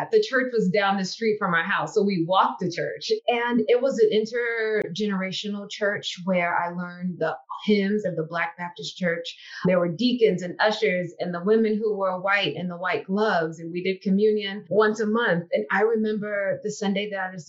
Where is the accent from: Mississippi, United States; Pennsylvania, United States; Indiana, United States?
Mississippi, United States; Biloxi; moved away; I'm from Biloxi, Mississippi, on the Mississippi Gulf Coast. And I grew up, I don't remember ever not going to church. I grew up in church. My church back at home, I would say, is Baptist, that it's Baptist and a little bit of Pentecost.